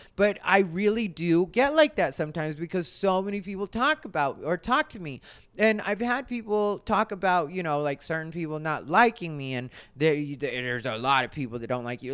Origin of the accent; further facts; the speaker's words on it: Arizona, United States; I'm from Arizona, and if you know Arizona people, you know that I am an Arizona person.